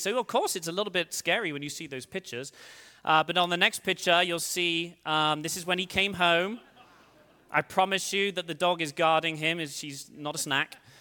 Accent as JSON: {"language": "English", "region": "England", "country": "United Kingdom", "moved": "as an adult", "lives_now": "United States", "said": "I'm from England originally. Uh, I've lived in the States for sixteen years"}